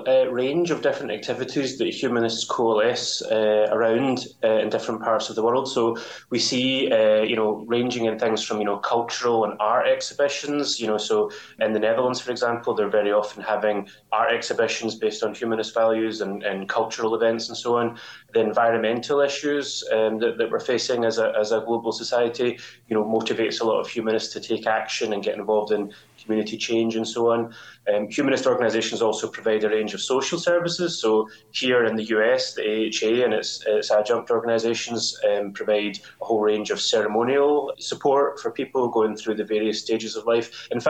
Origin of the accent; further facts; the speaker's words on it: Glasgow, Scotland, United Kingdom; I'm actually from Glasgow in Scotland.